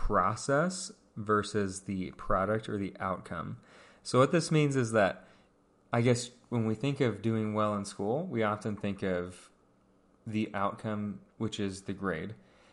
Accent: Pacific Northwest, United States; so I grew up in the Northwest, and there's lots of cougars.

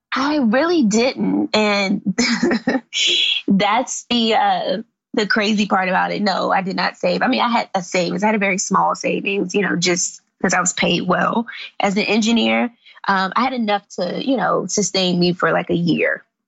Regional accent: Washington, District of Columbia, United States; also born or lived in Forestville, Maryland; I grew up in Southeast DC

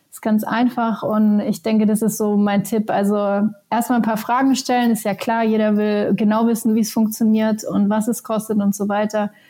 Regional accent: Helsinki, Uusimaa, Finland; Meine alte Heimatstadt Helsinki ist ein ist ein äh, Emerging Tech Hub

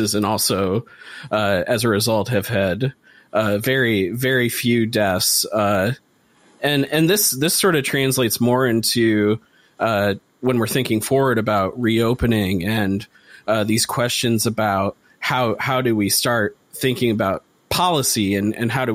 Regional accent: Michigan, United States; in Michigan, that's my home state

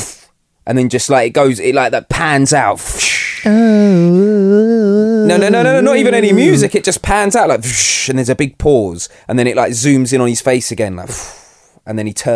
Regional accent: England, United Kingdom

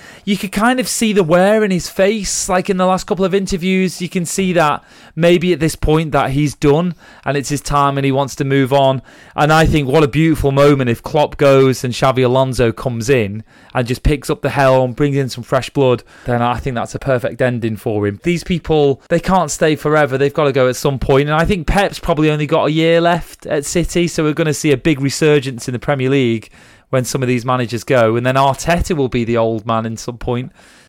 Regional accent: St Helens, North West England, United Kingdom; I'm from St. Helens originally.

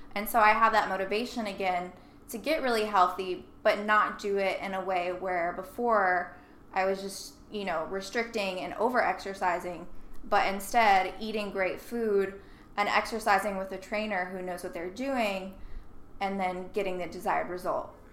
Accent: Nashville, Tennessee, United States; I grew up in Nashville

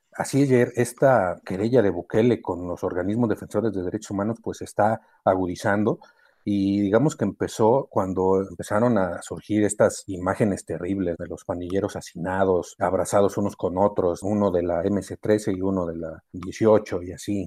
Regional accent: Mexico

